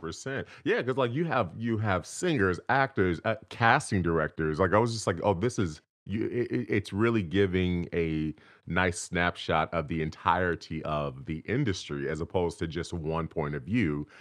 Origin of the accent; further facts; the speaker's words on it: Inglewood, California, United States; I was actually born and raised right in Inglewood, California